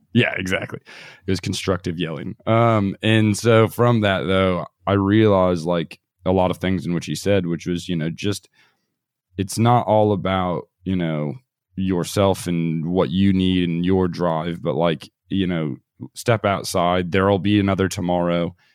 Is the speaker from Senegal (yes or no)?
no; United States; moved away as an adult; also born or lived in Australia; we had traveled a bit around the U.S